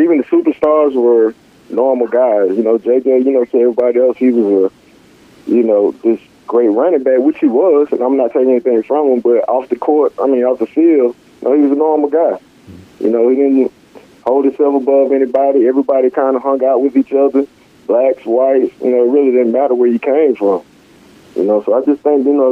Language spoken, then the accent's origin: English; Georgia, United States; moved away as an adult; I was from Georgia